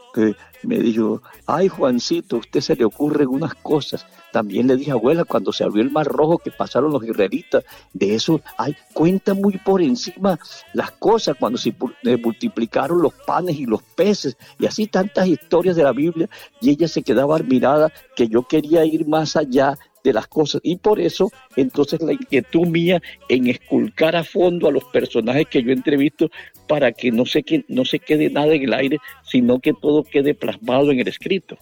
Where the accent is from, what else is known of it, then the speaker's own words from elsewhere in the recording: Chimichagua, Cesar, Colombia; moved away as an adult; now in Valledupar, Colombia; a mi tierra Chirichagua que me, que me vio nacer